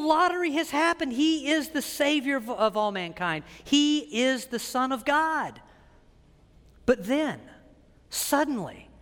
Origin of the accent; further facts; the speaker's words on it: Wilmington, North Carolina, United States; moved away; Wilmington, North Carolina, my hometown